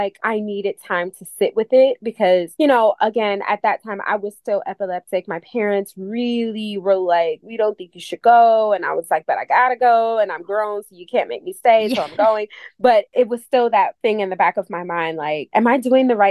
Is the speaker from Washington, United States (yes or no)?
no; Cleveland, Ohio, United States; now in New York City, United States; I am originally from Cleveland, Ohio, so I'm not a native New Yorker